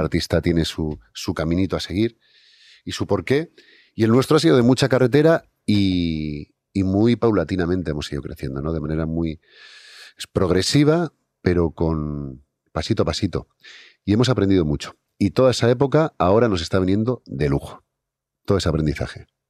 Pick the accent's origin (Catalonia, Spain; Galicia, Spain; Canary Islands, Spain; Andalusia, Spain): Canary Islands, Spain; Santa Cruz de Tenerife; now in Basque Country, Spain; yo soy de Tenerife, soy de Santa Cruz. Y bueno, toda mi familia es de allí, aunque llevo muchos años viviendo en el País Vasco